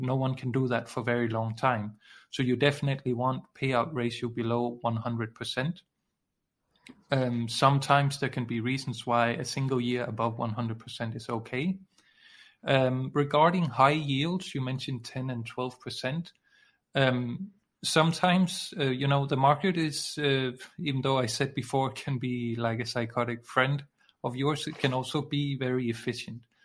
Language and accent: English; Denmark; I'm from Denmark, which is in uh, Scandinavia